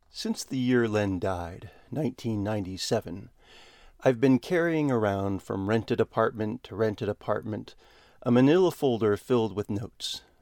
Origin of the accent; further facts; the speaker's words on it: Minnetonka, Minnesota, United States; I'm a kid from Minnetonka, Jesus fanatics for parents.